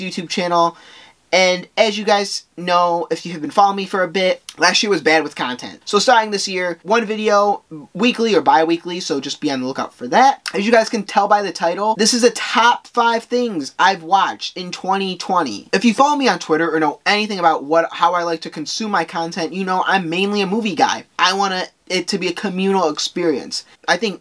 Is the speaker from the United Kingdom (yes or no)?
no; Guatemala; I am from Guatemala